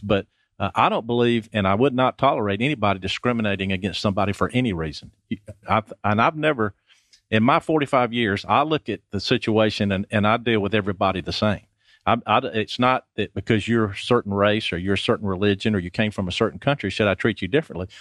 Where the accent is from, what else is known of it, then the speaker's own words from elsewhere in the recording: Athens, Georgia, United States; moved away as an adult; also born or lived in Summerville, South Carolina / Snellville, Georgia; I was born in Athens a long time ago.